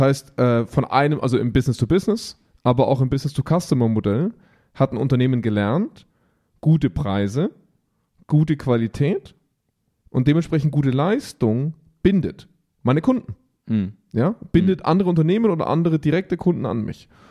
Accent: Augsburg, Bavaria, Germany; bei uns in Augsburg

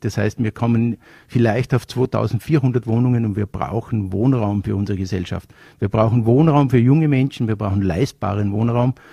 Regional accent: Vorarlberg, Austria; bei uns in Vorarlberg mit der Manuela Auer, mit der ich aufgewachsen bin

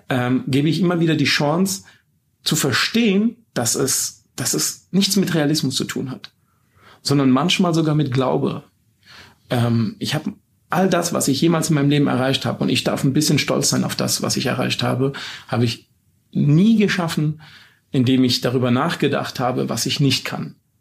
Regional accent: Baden-Württemberg, Germany; bei uns in Baden-Württemberg

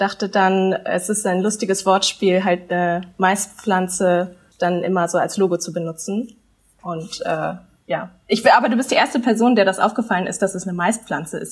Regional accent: Germany; ich bin in Deutschland aufgewachsen

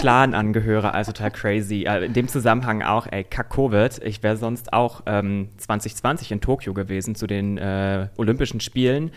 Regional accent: Berlin, Germany; also born or lived in Strausberg; Ich bin Berliner, aber ich komme halt aus dem Osten der Stadt und deswegen Strausberg nicht weit weg und da habe ich mein Abi gemacht

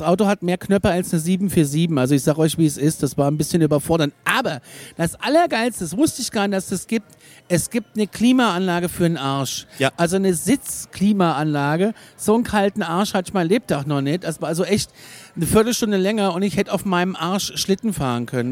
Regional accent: Aschaffenburg, Bavaria, Germany; bei uns in Aschaffenburg

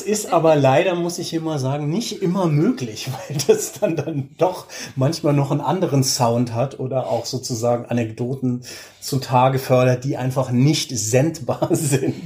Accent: Germany; moved away as an adult; now in Oslo, Norway; als Deutscher, Deutsche

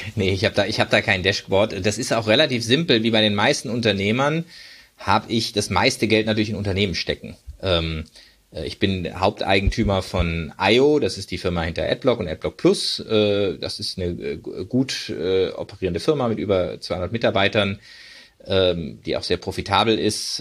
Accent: Freiburg, Baden-Württemberg, Germany; moved away; also born or lived in United States; ich bin zum Beispiel in Freiburg groß geworden.

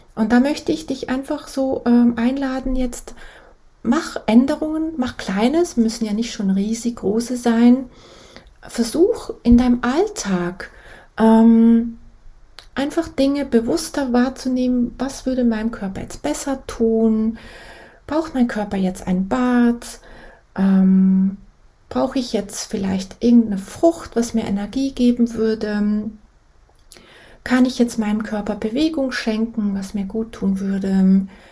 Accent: Switzerland; ich bin aus der Schweiz

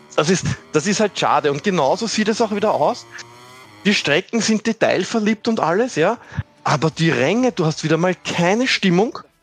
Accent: Austria; als Österreicher

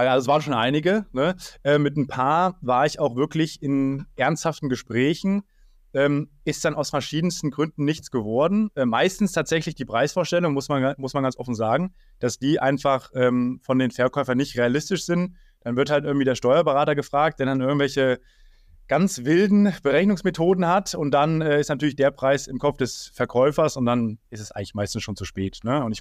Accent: Erfurt, Thuringia, Germany; also ich komme tatsächlich nicht aus Kassel, sondern aus Erfurt und da ist auch immer noch mein Lebensmittelpunkt.

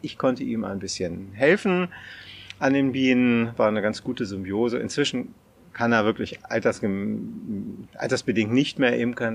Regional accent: near Celle, Lower Saxony, Germany; also born or lived in Hannover; So das Klassische mit der Schule in den Nachbarort gefahren. Also ich komme aus der Nähe von Celle

